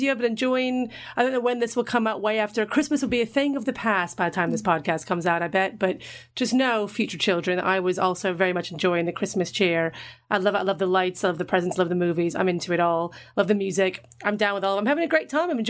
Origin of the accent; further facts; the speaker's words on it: Ireland; No, I come from Ireland.